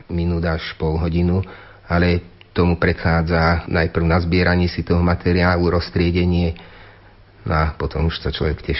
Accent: Ozdín, Banská Bystrica Region, Slovakia; moved away; also born or lived in Bratislava; Ja konkrétne z Ozdína, odkiaľ pochádzam

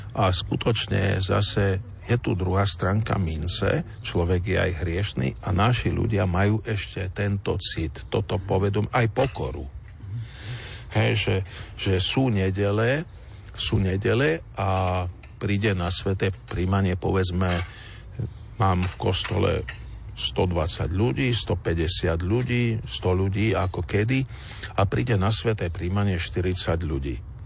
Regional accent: Kysuce, Žilina Region, Slovakia; u nás na Kisúciach

